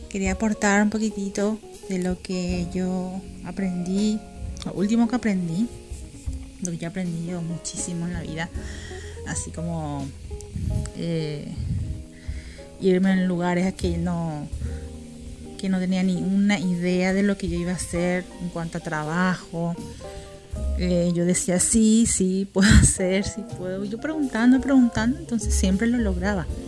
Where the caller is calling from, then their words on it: Paraguay; Un beso grande … de Paraguay.